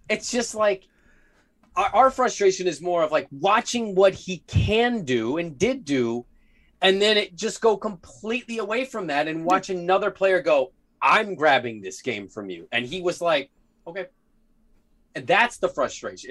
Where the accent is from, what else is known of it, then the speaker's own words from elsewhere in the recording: Portland, Oregon, United States; I grew up in Park Rose